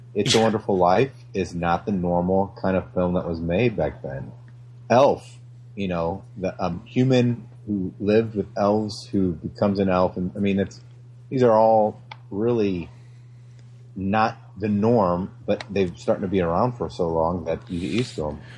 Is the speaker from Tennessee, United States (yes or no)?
no; Flint, Michigan, United States; I grew up in Flint, Michigan